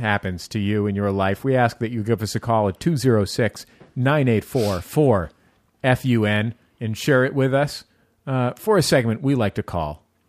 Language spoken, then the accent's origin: English; San Francisco, California, United States; growing up in the San Francisco Bay Area, not all that far from Antioch and the Caldecott Tunnel